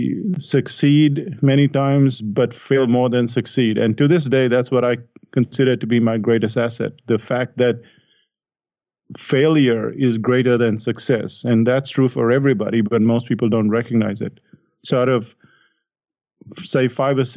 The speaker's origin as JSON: {"language": "English", "country": "India", "tie": "born or raised there", "said": "I grew up in India"}